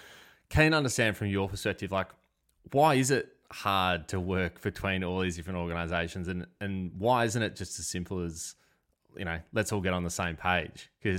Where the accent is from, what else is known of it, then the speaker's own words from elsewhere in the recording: Perth, Western Australia, Australia; I think I grew up in Perth, where rugby union is huge.